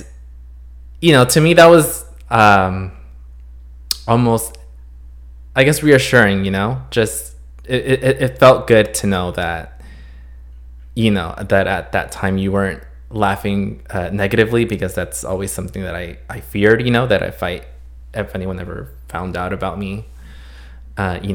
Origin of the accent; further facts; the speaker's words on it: Los Angeles, California, United States; also born or lived in Santa Cruz, California; We obviously live here in Los Angeles